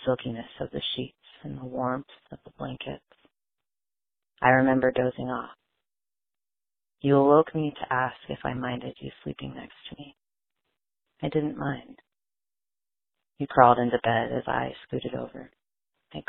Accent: Portland, Oregon, United States; I'm from Portland, Oregon

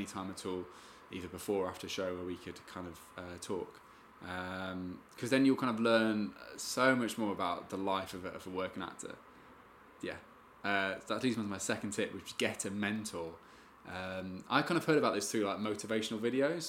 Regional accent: Spalding, East Midlands, United Kingdom; I'm from Spalding in Lincolnshire, which is the east

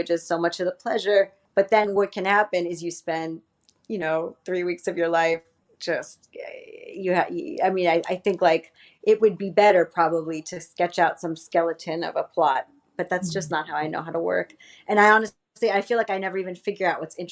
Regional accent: Miami, Florida, United States; moved away; I come from Miami

